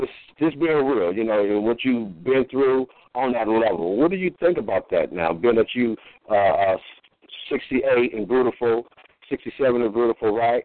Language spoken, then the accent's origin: English; California, United States; born there; But I was really born on Figueroa Road, so I know about all that game.